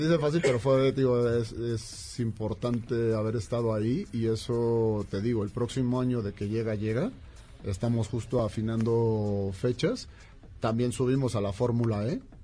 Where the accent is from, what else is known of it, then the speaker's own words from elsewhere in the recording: Mexico; como mexicanos